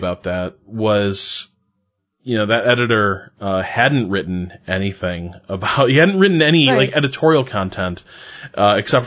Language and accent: English; Indiana, United States; accent: Hoosier; we are both from Indiana